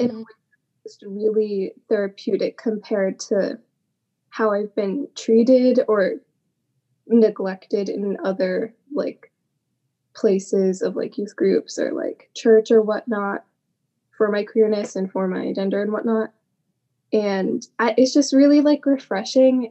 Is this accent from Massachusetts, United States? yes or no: yes; Massachusetts, United States; I'm from Massachusetts